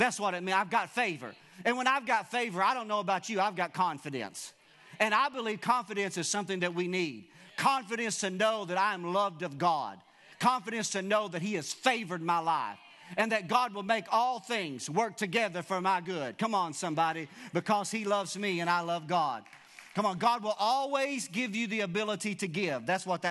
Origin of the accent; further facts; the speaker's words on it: Wilburn, United States; I'm from Wilburn